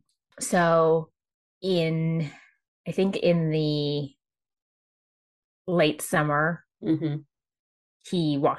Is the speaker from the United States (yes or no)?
no; Jamaica; moved away; me being Jamaican Chinese and coming from Jamaica